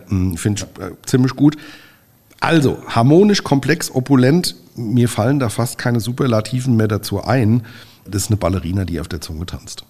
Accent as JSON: {"language": "German", "town": "Nierstein", "region": "Rhineland-Palatinate", "country": "Germany", "said": "wir kommen ja aus Nierstein"}